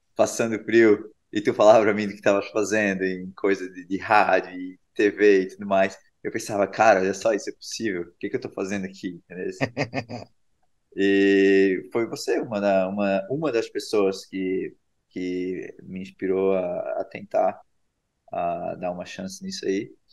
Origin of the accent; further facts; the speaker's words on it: Brusque, Santa Catarina, Brazil; moved away as an adult; now in California, United States; eu fui embora de Brusque e não do Brasil